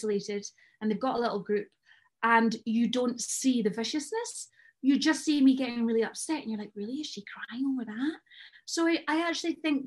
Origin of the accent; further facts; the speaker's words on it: Scotland, United Kingdom; now in Jersey; I'm Scottish